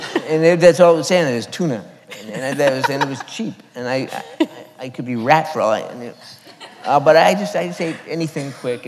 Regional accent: Canada; I'm Canadian, so I say produce.

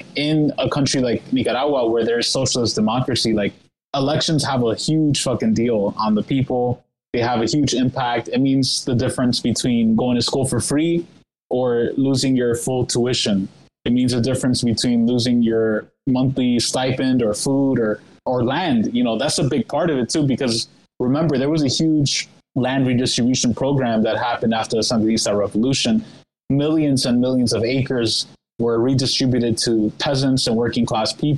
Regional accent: New York, United States; moved away; when I was living in New York, I'm from New York

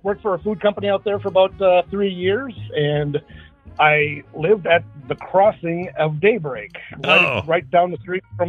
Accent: Wisconsin, United States; But I'm actually originally from Wisconsin.

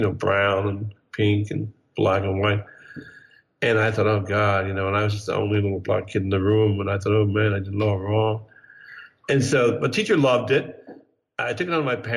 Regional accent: Bryn Mawr, Pennsylvania, United States; moved away as an adult; also born or lived in New York; I grew up in Bryn Mawr, sort of wealthy neighborhood outside of Philadelphia, the Main Line

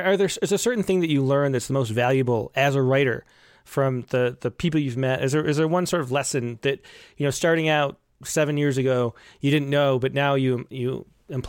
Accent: New York, United States; now in California, United States; I grew up in New York. Now I'm in California.

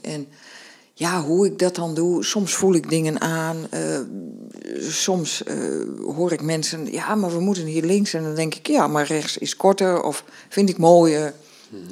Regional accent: northern Netherlands, Netherlands; als Noorderling zei ik

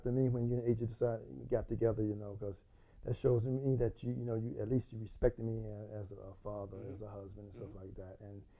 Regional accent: Georgia, United States; moved away; I'm originally from Georgia

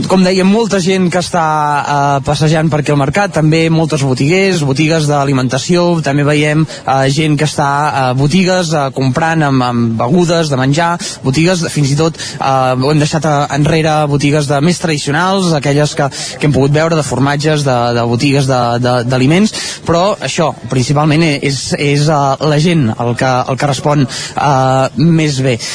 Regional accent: La Roca del Vallès, Catalonia, Spain; No, nosaltres no, som de la Roca. De, de la Roca.

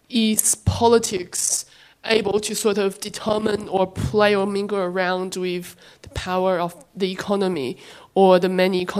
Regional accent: China; moved away; personally, um, I came from China 80 years ago, and looking back at it, I feel like it's starting to promote cultural belonging more so than when I left.

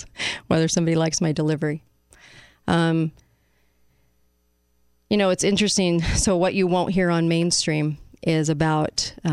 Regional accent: United States; as an American

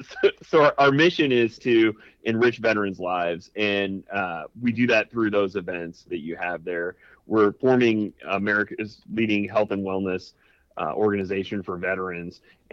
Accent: Illinois, United States; now in Missouri, United States; I'm originally from Illinois and I live in Missouri.

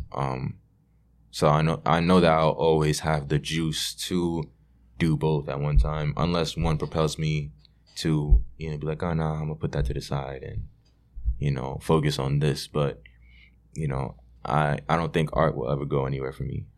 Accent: New York City, New York, United States; growing up in Brooklyn

